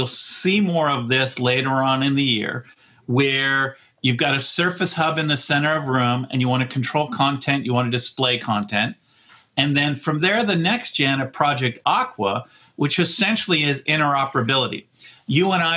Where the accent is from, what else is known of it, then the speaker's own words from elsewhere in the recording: Canada; I'm a Canadian